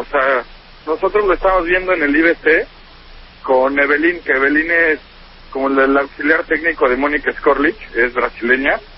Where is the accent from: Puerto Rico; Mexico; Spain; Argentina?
Mexico; Mexico City; yo me fui de la Ciudad de México y voy a regresar a vivir a Venecia